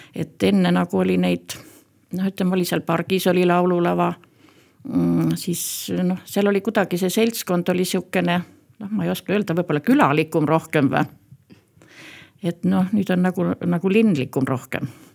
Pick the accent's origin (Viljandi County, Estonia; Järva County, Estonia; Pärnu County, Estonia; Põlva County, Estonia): Järva County, Estonia; Päinurme; also born or lived in Põltsamaa / Paide district; mina olen üldiselt pärit siit kõrvalt Päinurmest, olen Põltsamaal siin koolis käinud